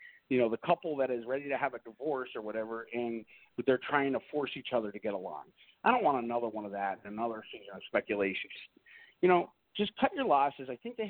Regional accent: Pennsylvania, United States; also born or lived in Boston area; now in Boston, United States; I come from Pennsylvania

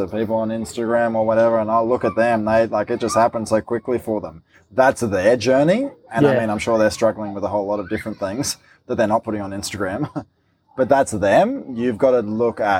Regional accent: Queensland, Australia; I am a Queenslander

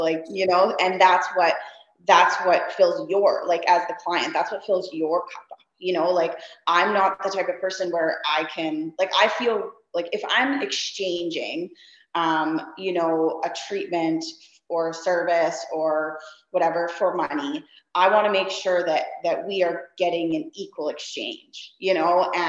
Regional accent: Saskatchewan, Canada; now in Kelowna, Canada; I moved here 3 years ago from Saskatchewan. And, so anybody that's familiar with, you know, Canada, the regions, like, you know, the prairies where I came from, and now I live in the mountains

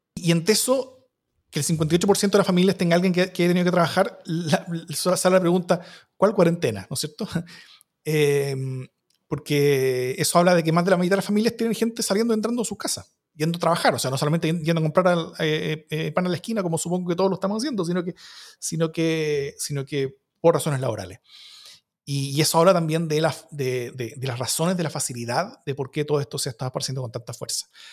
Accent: Chile

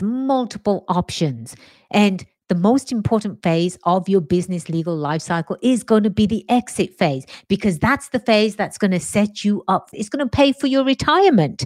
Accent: England, United Kingdom; moved away as an adult; now in United States; born and raised in England, migrated to the States about 23 years or so ago. America is my home now

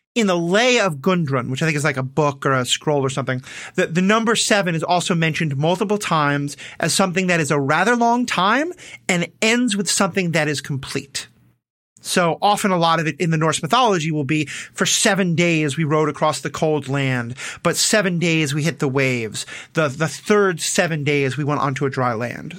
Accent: New York, United States; I'm Jewish from New York

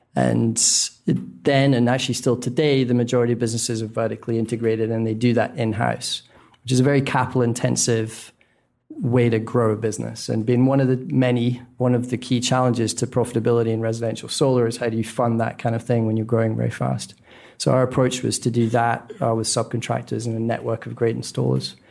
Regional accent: Scotland, United Kingdom; moved away; born in Scotland, which I think if it's not the least sunny country on planet Earth, it's certainly a candidate

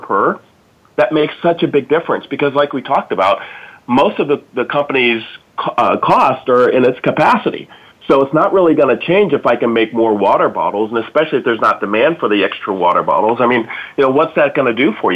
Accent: Dayton, Ohio, United States; I'm from Dayton, Ohio, and we had 6 GM divisions

